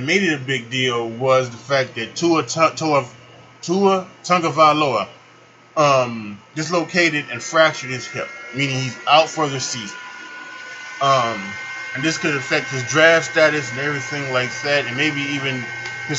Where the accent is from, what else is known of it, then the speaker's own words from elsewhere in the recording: Chicago, Illinois, United States; also born or lived in Charlotte, North Carolina; now in Chicago, United States; leaving the city that I love and the city that I grew up in Chicago, and I'm going to be coming back home. I'm going to Charlotte to live with my mother and my stepfather.